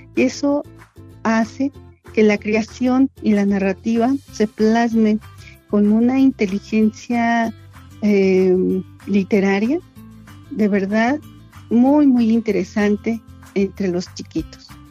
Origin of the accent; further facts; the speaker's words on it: San Antonio la Isla, State of Mexico, Mexico; mi pueblo materno, un pedacito de la entidad mexiquense, es uno de los municipios más pequeñitos del Estado de México